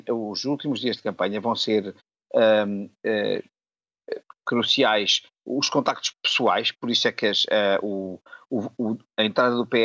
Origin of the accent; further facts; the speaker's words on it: Funchal, Madeira, Portugal; moved away; estou na minha terra, estou no Funchal